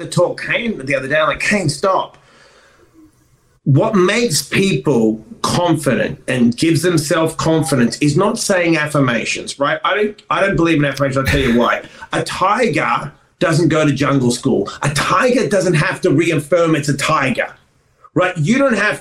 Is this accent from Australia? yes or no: yes; Australia; moved away; I came from Australia with nothing.